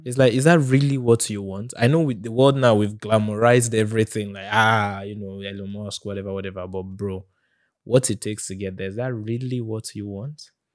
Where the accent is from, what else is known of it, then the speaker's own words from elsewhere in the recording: Nigeria; as a Nigerian